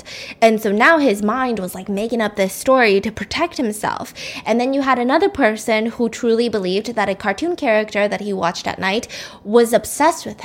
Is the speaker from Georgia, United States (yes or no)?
yes; Georgia, United States; born or raised there